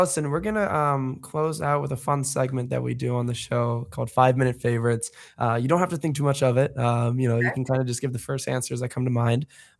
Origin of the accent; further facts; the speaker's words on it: the Bay Area, California, United States; I'm from the Bay, my family, New Orleans.